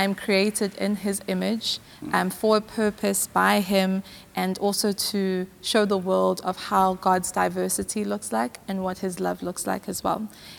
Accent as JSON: {"language": "English", "town": "Westville", "region": "KwaZulu-Natal", "country": "South Africa", "tie": "born or raised there", "lives_now": "Hillcrest, South Africa", "said": "I grew up in Westville"}